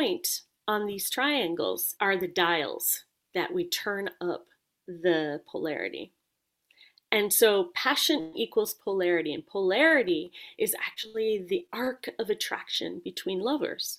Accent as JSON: {"language": "English", "country": "Jamaica", "said": "I come from Jamaica"}